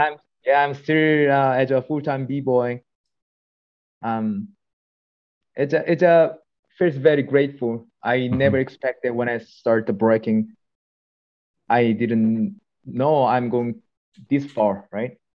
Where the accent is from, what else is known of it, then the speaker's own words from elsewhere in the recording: Jeonju, North Jeolla, South Korea; English is a second language; moved away as an adult; now in Vancouver, Canada; so my hometown is uh called Jeonju, which is three hours far from